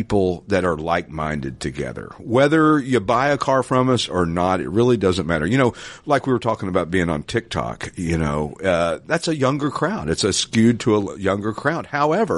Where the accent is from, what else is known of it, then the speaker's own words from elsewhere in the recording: the South, United States; I'm from the South